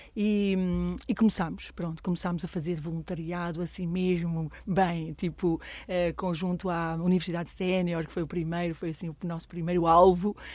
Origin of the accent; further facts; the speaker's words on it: Coimbra, Centro, Portugal; moved away as an adult; now in Alcobaça, Portugal; eu não sou de cá, não é? Eu sou de Coimbra